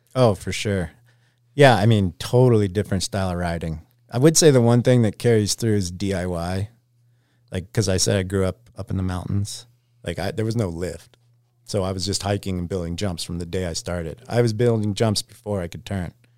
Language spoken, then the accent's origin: English; Anchorage, Alaska, United States; Anchorage, Alaska, just outside of the city